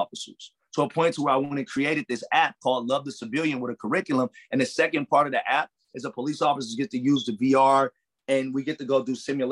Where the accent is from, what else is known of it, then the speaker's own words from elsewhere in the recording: Los Angeles, California, United States; also born or lived in Compton, California; I come from Watts, I come from Compton